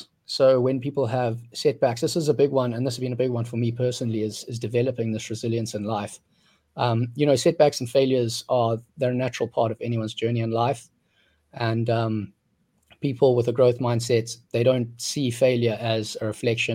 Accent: South Africa; now in Vietnam; I grew up in South Africa.

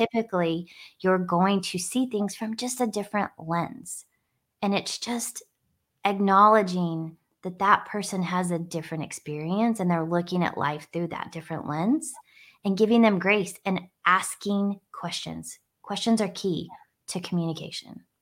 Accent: Northwest New Mexico, United States; growing up in New Mexico on an Indian reservation in a really diverse area

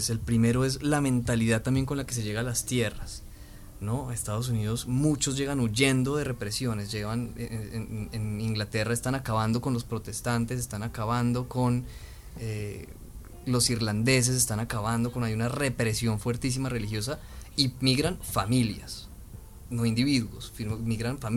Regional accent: Colombia; pocas veces nos hemos puesto a preguntarnos qué somos colombianos, qué, somos, qué es lo que significa ser colombiano, eh, darle valor al ser colombiano, entender nuestra historia, el de dónde venimos

